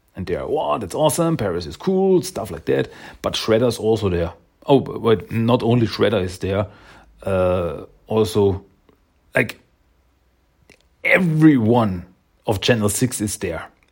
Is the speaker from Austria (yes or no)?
yes; Austria; I am from Austria